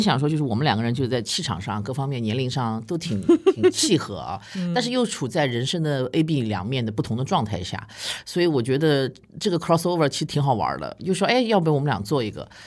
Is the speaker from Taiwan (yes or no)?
no; Shanghai, China; 我们上海